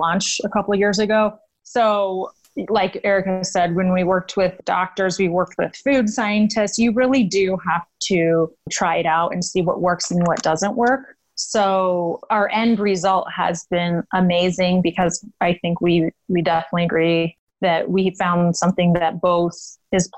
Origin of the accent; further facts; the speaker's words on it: Denver, Colorado, United States; I am from Denver, Colorado. Growing up, pretty much all I did was play sports and live outside with my family. Both my parents are from our transplant. So growing up in Colorado was really fun